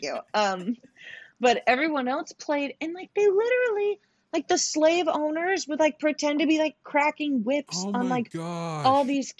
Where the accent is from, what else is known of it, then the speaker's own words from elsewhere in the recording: Northeast, United States; I grew up in the Northeast